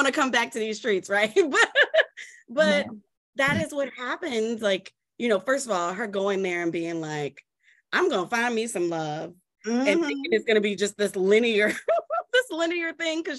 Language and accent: English; New Orleans, Louisiana, United States; I come from New Orleans where everything, like, you know, music is just like entrenched in everything that we